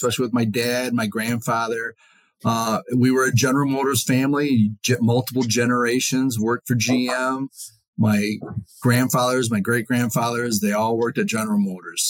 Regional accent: Detroit, Michigan, United States; moved away as an adult; born and raised in Detroit area

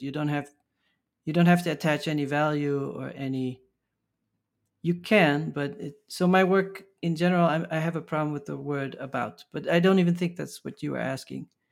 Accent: Maastricht, Limburg, Netherlands; moved away as an adult; also born or lived in Amsterdam, Netherlands / Los Angeles, United States / Paris, France / Berlin, Germany; now in New York, United States; I grew up from my tenth to my eighteenth in Maastricht, in the, the south of the Netherlands

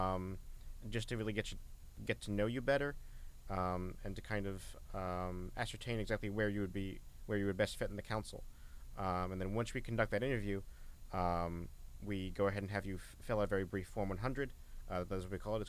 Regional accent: Wallingford, Connecticut, United States; moved away as an adult; also born or lived in New York City; now in Washington, United States; I'm originally from Wallingford, Connecticut. I've been living there most of my life.

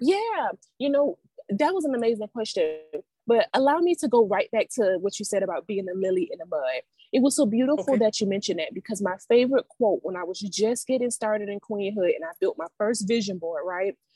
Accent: Savannah, Georgia, United States; also born or lived in Atlanta, Georgia; I'm from Savannah

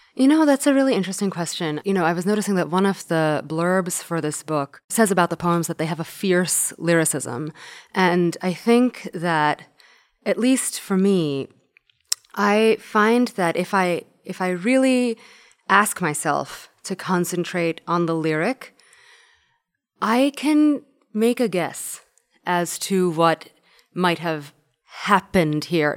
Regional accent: New York, United States; when I was growing up in New York

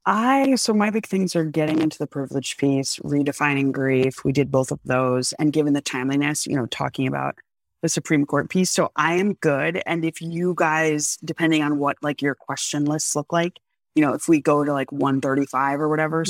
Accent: United States; I'm still an American

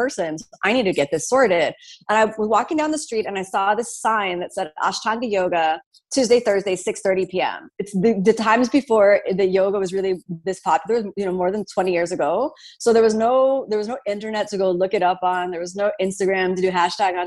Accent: Miami, Florida, United States; moved away as an adult; also born or lived in New York City; I'm from Miami

